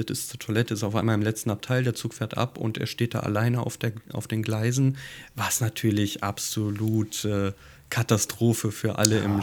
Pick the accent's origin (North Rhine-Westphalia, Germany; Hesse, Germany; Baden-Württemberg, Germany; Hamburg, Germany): Hamburg, Germany; Mich erinnert das als Hamburger natürlich hier so ein bisschen an das Miniatur Wunderland